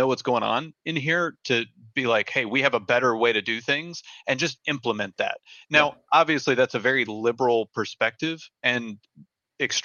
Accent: United States; as an American citizen

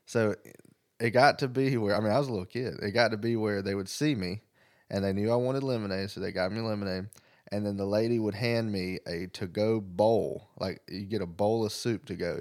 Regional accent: the South, United States; also born or lived in Greenwood, South Carolina; I'm from the South

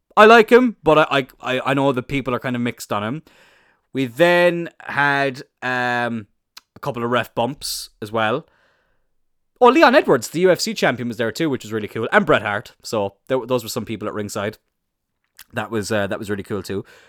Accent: Ireland; I'm Irish

